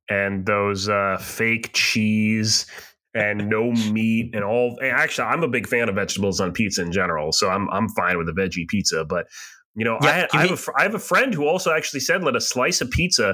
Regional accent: New Hampshire, United States; my hometown in New Hampshire

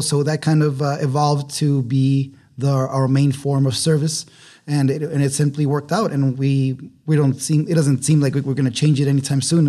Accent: Ciudad Juárez, Chihuahua, Mexico; moved away as an adult; also born or lived in Austin, Texas / New York; now in El Paso, United States; I grew up in Juarez. I was raised in Juarez up until I was eighteen

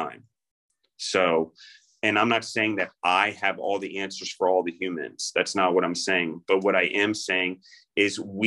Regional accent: United States

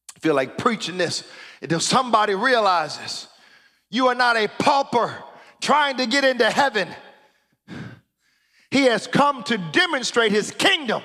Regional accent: United States; now in Canada; America, where I am from

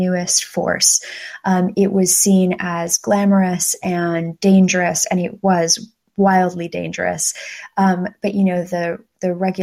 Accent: United States; moved away as an adult; now in United Kingdom; somebody who is raised in the United States, but is personally is living in Britain

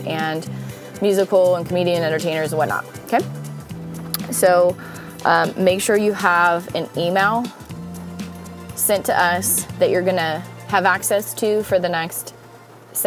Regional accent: United States; being an American born in one of the best countries in the world

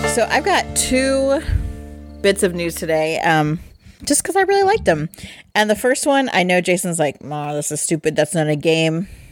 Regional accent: Midwest, United States; we're from the Midwest

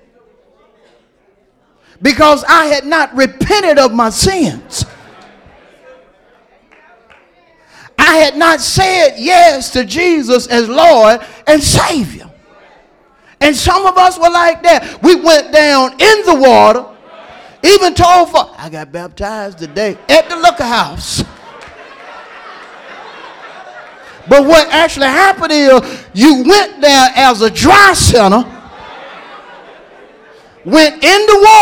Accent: Hewlett, United States; I'm from Hewlett

